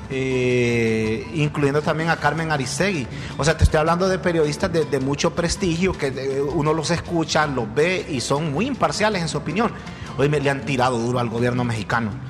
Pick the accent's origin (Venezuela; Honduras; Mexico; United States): Honduras; soy de Honduras.